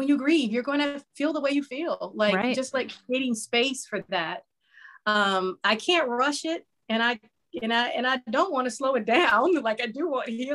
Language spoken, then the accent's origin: English; Los Angeles, California, United States; now in Phoenix, United States; I'm originally from Los Angeles